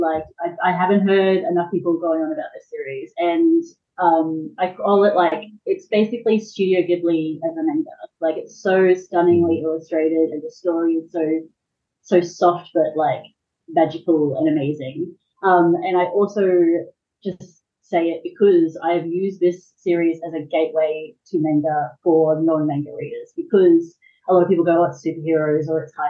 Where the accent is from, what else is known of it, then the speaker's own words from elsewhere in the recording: Redlands, Queensland, Australia; Hello, from Queensland. I'm from Redlands, Redondo